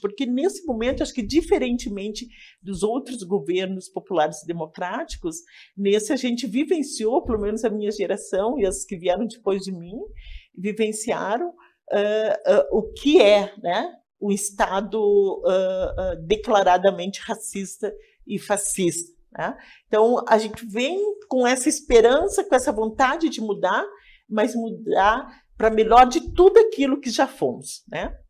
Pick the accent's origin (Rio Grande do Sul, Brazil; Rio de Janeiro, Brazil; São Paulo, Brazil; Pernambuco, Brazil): Rio Grande do Sul, Brazil; Laranjeiras; now in Porto Alegre, Brazil; Sou natural de Laranjeiras, uma cidade no interior do Rio Grande do Sul.